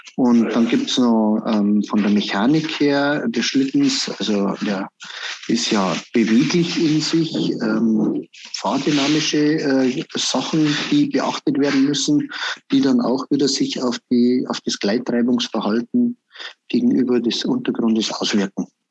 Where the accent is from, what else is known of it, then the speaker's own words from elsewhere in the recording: Berchtesgaden, Bavaria, Germany; bei uns in Berchtesgaden